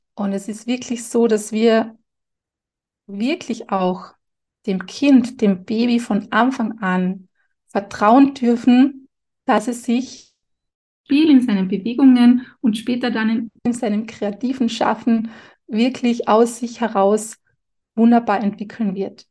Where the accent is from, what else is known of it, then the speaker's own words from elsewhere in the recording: Carinthia, Austria; Bei uns in Kärnten sagt man, Heferlan und Tscherpen und Schisserlan